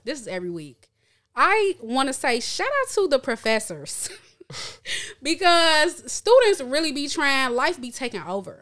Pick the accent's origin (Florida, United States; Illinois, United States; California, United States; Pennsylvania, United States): Illinois, United States; Chicago; I grew up born and raised in Chicago, lived in Chicago